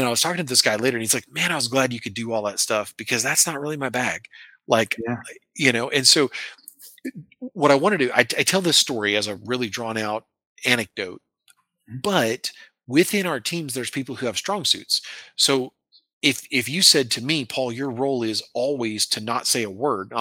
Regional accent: American Midwest, United States; I come from the American Midwest and like little old ladies in their cars carry guns where I'm from

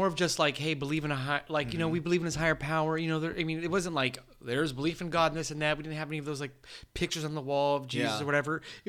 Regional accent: San Diego, California, United States; I grew up here in San Diego

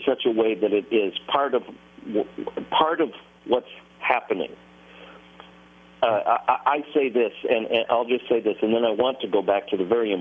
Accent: Nashville, Tennessee, United States; I'm from Nashville

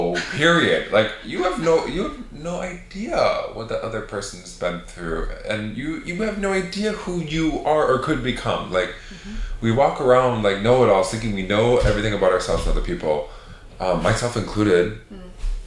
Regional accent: right outside of Fargo, North Dakota, Minnesota, United States; I grew up in Minnesota, right outside of Fargo, North Dakota

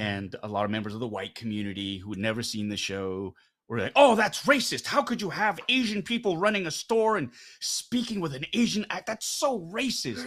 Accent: Canada; I am Korean Canadian." More Canadian because this is where I'm, I, this is where I grew up.

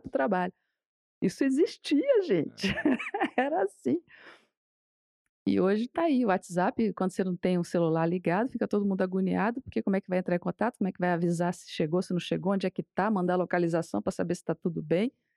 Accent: Brazil; A gente, né, brasileiro

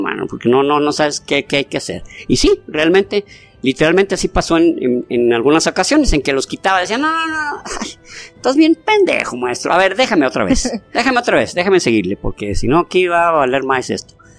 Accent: Mexico; somos mexicanos

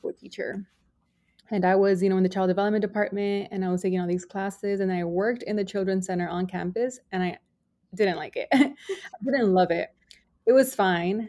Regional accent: Los Angeles, California, United States; I was raised in Boyle Heights, Los Angeles

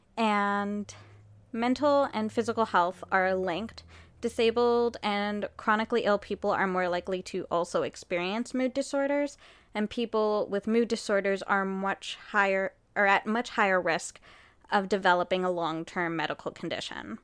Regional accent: Canada; we are Canadian

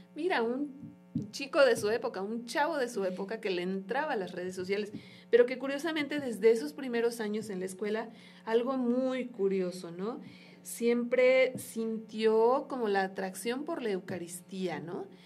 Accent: Mexico; como pueblo mexicano

